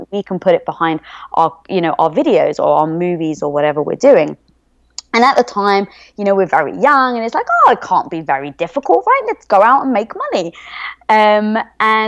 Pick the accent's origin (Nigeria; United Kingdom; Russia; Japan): United Kingdom; England; moved away as an adult; also born or lived in London; now in United States; I am from England